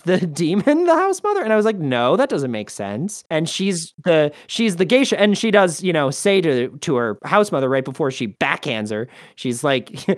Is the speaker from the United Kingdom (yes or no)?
no; United States; more to my sensibility as an American